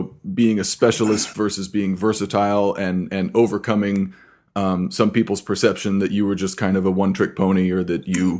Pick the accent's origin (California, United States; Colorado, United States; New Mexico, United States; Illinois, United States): New Mexico, United States; Santa Fe; moved away as an adult; also born or lived in Kansas City / Los Angeles; No, I'm originally from Santa Fe, New Mexico. I went to grad school in Kansas City and spent 7 years there.